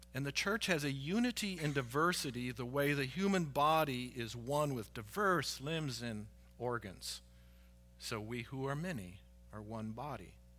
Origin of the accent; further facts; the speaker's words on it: United States; here as American citizens because we are all Americans